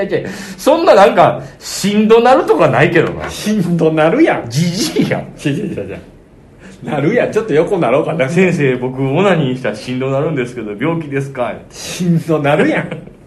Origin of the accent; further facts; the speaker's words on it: Kansai, Japan; accent: Kansai-ben; moved away as an adult; now in Tokyo, Japan; 関西人じゃないですか僕た